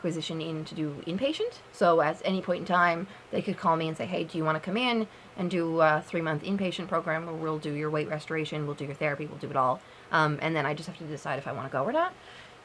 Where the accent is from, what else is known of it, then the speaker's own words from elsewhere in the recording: Newfoundland and Labrador, Canada; moved away as an adult; I'm from Newfoundland.